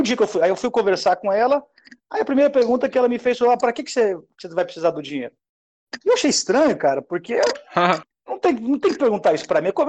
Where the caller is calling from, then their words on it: Goiânia, Goiás, Brazil; eu estou falando de Goiânia, Goiás, é, eu sou administrador de empresa